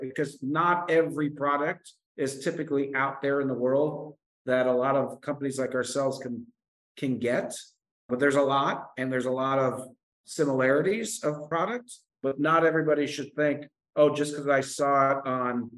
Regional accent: Connecticut, United States; moved away; I'm originally from Connecticut

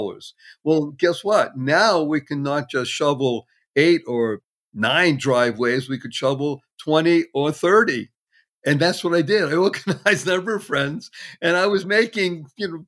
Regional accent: Brookline, Massachusetts, United States; also born or lived in Dorchester, Boston; I grew up in a wonderful town adjacent called Brookline.

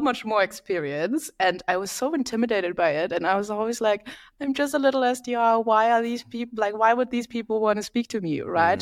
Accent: Berlin, Germany; moved away as an adult; now in London, United Kingdom; I am from Berlin, Germany, lived in London for the last eight years

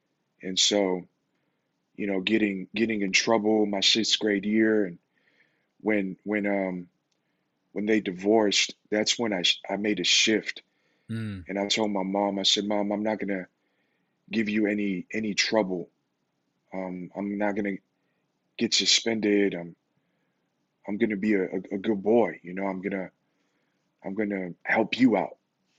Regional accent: Las Vegas, Nevada, United States; And so, yeah, man, so you can imagine growing up in Vegas, super fast. The life is fast in Vegas.

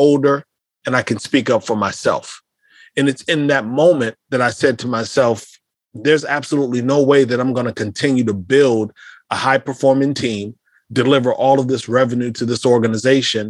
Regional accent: Davenport, Iowa, United States; moved away as an adult; growing up in Davenport, Iowa

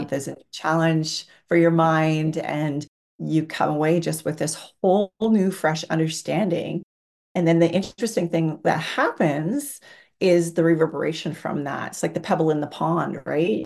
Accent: Canada; I'm from Canada

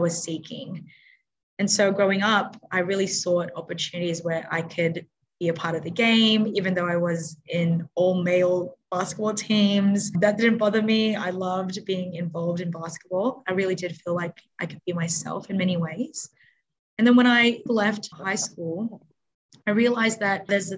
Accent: Sydney, New South Wales, Australia; also born or lived in Philippines; I grew up in Western Sydney. My parents moved to Australia when I was one.

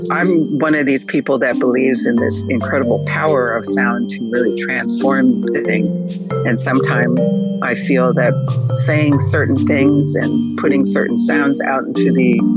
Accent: Japan; born there; because I was born in Japan and my mother's family is a Nichiren Shu family.

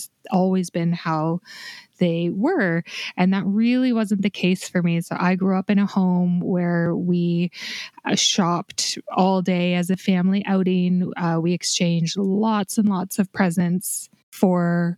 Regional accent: Canada; my home country of Canada

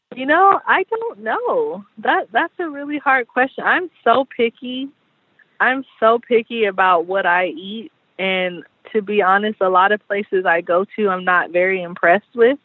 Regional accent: San Diego, California, United States; growing up in San Diego

